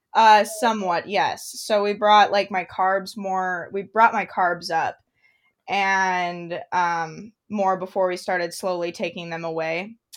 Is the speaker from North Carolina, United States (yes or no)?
no; Idaho, United States; I was born and raised in Idaho, up in the mountains